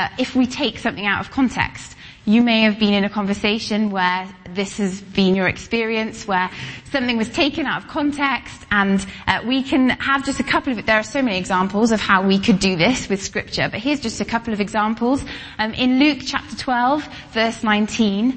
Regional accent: Welsh, Wales, United Kingdom; I'm Welsh, we say tooth

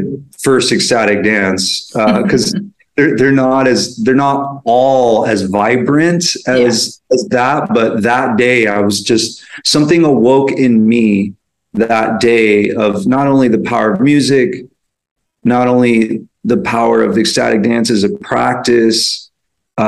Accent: San Francisco, California, United States; I grew up in San Francisco

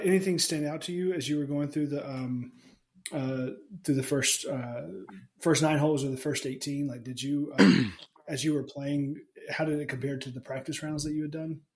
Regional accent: Alabama, United States; I grew up in Alabama

